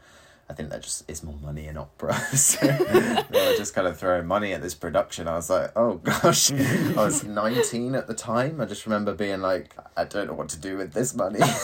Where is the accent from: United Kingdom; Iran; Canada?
United Kingdom; first language English; moved away as an adult; also born or lived in Croatia; I was from the UK